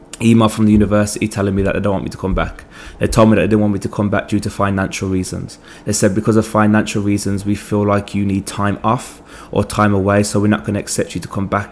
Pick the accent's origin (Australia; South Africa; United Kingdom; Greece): United Kingdom; England; moved away as an adult; also born or lived in Jamaica; now in Virginia, United States; I'm from England. I'm 24